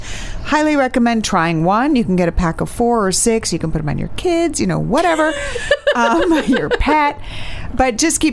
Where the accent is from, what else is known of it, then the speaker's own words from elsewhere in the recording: New York City, New York, United States; Growing up in Manhattan